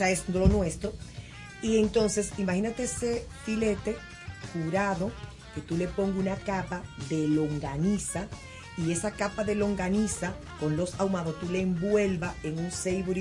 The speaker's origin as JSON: {"language": "Spanish", "country": "Dominican Republic", "said": "yo soy dominicana"}